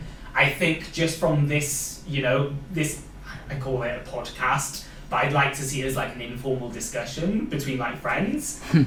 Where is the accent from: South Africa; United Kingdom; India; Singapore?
United Kingdom; Wales; accent: Welsh; I've got like my Welsh accent coming through.